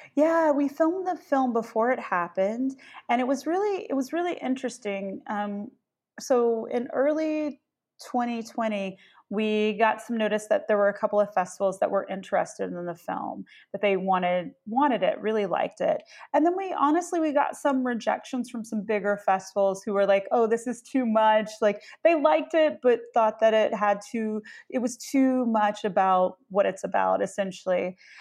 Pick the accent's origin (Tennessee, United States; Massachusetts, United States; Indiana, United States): Tennessee, United States; Memphis; I grew up in Memphis